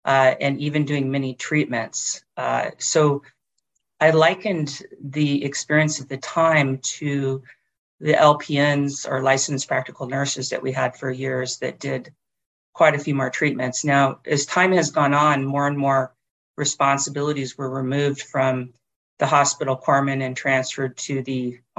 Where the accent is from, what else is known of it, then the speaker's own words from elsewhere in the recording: Oak Harbor, Washington, United States; some of my earliest memories were growing up in Oak Harbor, Washington, which is where a major Northwest Protection Navy base is.